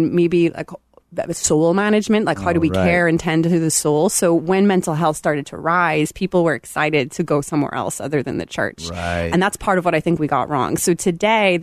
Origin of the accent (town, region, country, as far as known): Belfast, Northern Ireland, United Kingdom; born or raised there; moved away